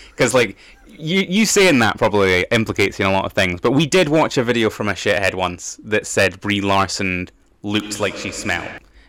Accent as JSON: {"language": "English", "region": "Scotland", "country": "United Kingdom", "said": "But we are Scottish"}